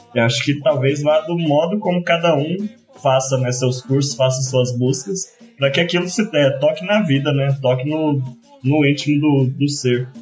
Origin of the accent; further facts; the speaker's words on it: Cerrado, Brazil; pelo cerrado onde me criei, onde meu pai me apresentou frutos